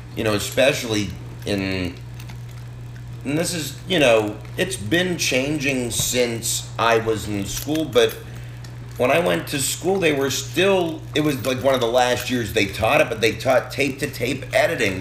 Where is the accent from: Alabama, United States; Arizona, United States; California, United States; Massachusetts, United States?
Massachusetts, United States; Boston; now in Arkansas, United States; where I grew up in Boston